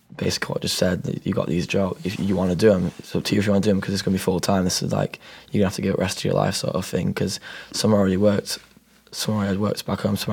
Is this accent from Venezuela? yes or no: no; Yorkshire and the Humber, United Kingdom; we've always grown up where family's important, you know what I mean? Like, in England, it's like that, and especially if we're from South Yorkshire